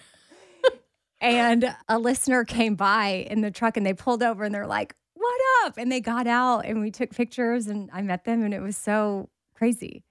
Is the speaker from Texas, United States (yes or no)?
yes; Texas, United States; I'm from Texas